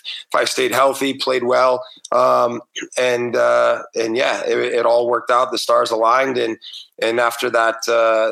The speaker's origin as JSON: {"language": "English", "town": "Chicago", "region": "Illinois", "country": "United States", "also_born_or_lived": "South Carolina / England", "moved": "as an adult", "lives_now": "Atlanta, United States", "said": "being a Chicago guy"}